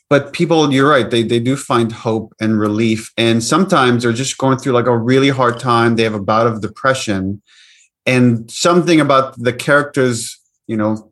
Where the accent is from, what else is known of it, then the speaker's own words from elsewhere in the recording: Israel; moved away; I grew up in the West Bank, in the Middle East, in Israel, and obviously that I grew up in a culture that very much constantly is in a conversation about the cycle of violence.